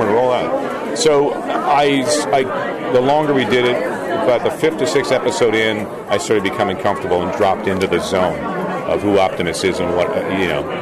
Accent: Peterborough, Ontario, Canada; in my hometown uh, I grew up, grew up, in Peterborough, Canada

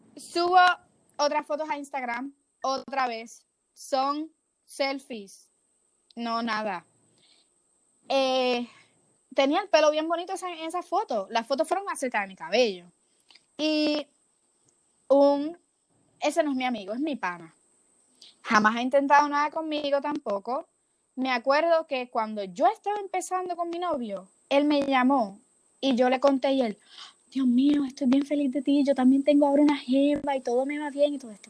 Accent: Puerto Rico; moved away as an adult; now in Florida, United States; yo soy de Puerto Rico, pero yo voy a la universidad acá en Florida

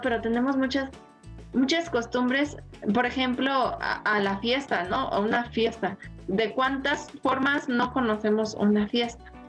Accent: Mexico; otra cosa que tenemos los mexicanos, que a todo le encontramos gracia

